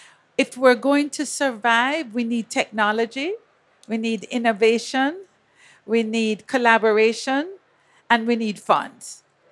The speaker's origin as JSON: {"language": "English", "country": "Jamaica", "moved": "yes", "lives_now": "Miami, United States", "said": "I'm Jamaican and I live in Miami and I'm a Caribbean woman."}